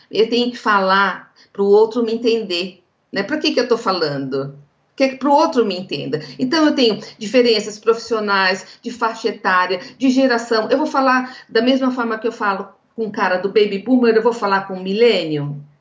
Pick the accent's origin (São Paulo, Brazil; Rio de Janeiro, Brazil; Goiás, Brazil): São Paulo, Brazil; interior of; accent: interior paulista; eu sou do interior de São Paulo, né? Acho que o sotaque já diz isso